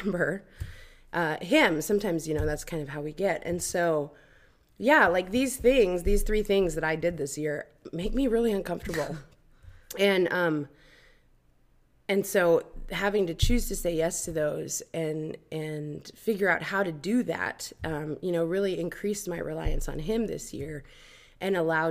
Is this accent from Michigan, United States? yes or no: yes; Michigan, United States; moved away as an adult; now in Budapest, Hungary; I've been living in Hungary, in Budapest, Hungary, for 9 years now, but I grew up in Michigan